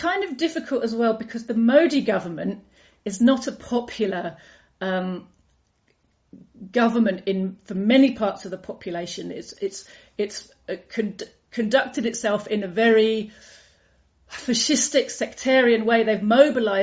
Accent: United Kingdom; I grew up in Britain

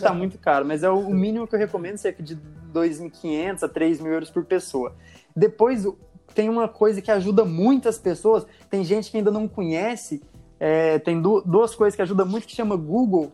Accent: Goianésia, Goiás, Brazil; moved away as an adult; also born or lived in Ribeirão Preto, São Paulo; now in Portugal; Eu sou de Goiás

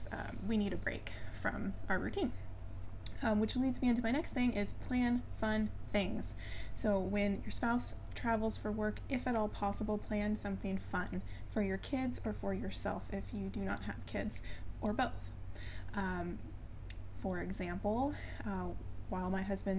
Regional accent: California, United States; moved away as an adult; also born or lived in Colorado; we moved from California to Colorado, and I hadn't lived in California my entire life

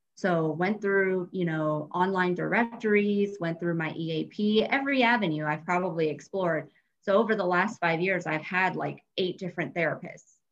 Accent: Colorado, United States; I am actually a Colorado native, um, born and raised in Colorado.

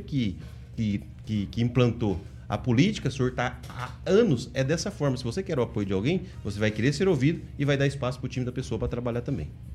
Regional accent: Maringá, Paraná, Brazil; eu sou lá do Jardim Bertioga

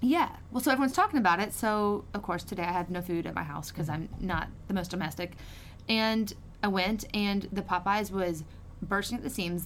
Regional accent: Lake Charles, Louisiana, United States; I'm from the Lake Charles area

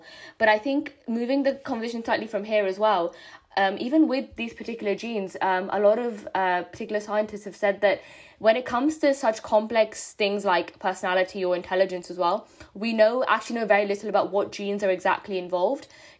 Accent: India; as an Indian myself

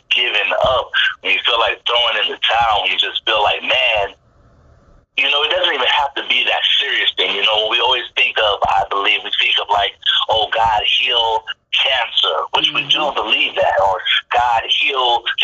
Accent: San Diego, California, United States; moved away as an adult; also born or lived in Louisiana; now in Houston, United States; I grew up in San Diego at the biggest black church in San Diego

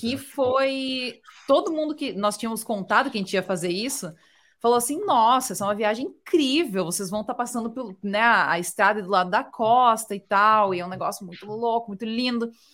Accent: South Region, Brazil; moved away as an adult; now in United States; eu sou do sul

